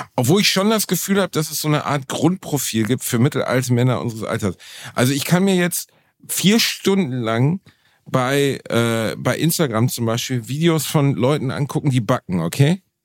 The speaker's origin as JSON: {"language": "German", "town": "Gelsenkirchen", "region": "North Rhine-Westphalia", "country": "Germany", "tie": "born or raised there", "said": "ich komme halt immer noch aus Gelsenkirchen"}